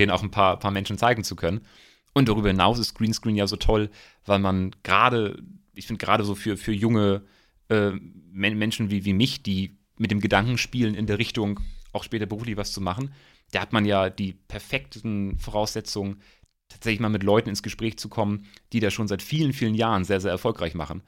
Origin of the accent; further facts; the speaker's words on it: Eckernförde, Schleswig-Holstein, Germany; also born or lived in Rostock; ich komme aus Eckernförde